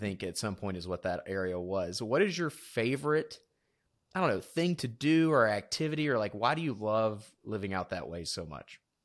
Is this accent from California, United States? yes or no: no; South Georgia, United States; moved away; I'm from South Georgia originally, which is like a swamp.